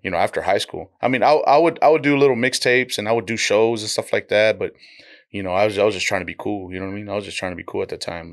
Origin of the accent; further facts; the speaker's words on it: Donna, Texas, United States; also born or lived in Dallas, Texas; I'm raised in the Rio Grande Valley